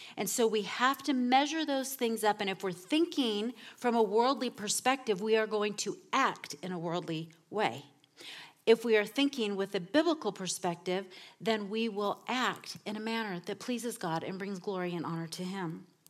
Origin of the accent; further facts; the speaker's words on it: Southern California, United States; moved away; I come from Southern California, where everything is about image